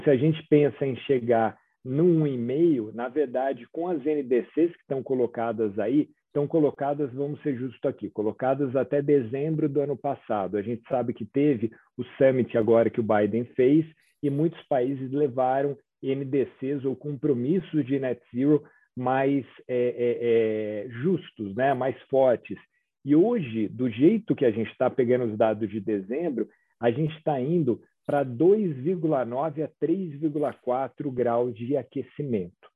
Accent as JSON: {"language": "Portuguese", "country": "Brazil", "said": "a gente, como brasileiro"}